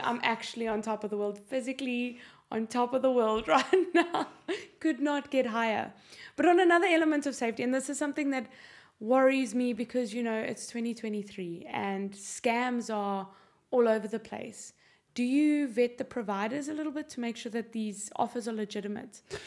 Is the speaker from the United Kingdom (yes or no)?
no; South Africa; now in Ireland; I don't sound Irish. I'm South African